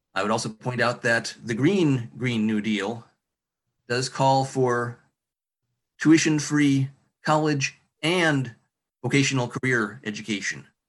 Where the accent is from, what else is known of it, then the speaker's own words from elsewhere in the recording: Marshall, Michigan, United States; I'm from Marshall.